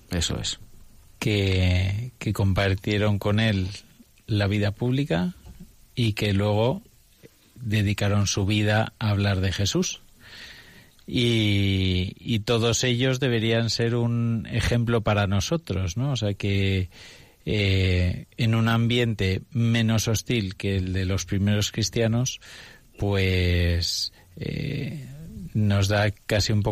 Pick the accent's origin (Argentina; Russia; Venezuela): Russia; Spanish is a second language; Bueno, yo soy ruso y me cuesta, hay que aceptar que me